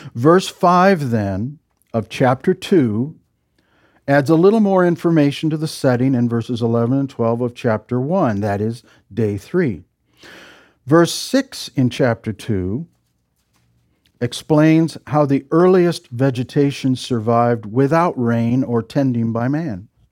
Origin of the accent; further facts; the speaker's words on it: Midwest, United States; I'm from the Midwest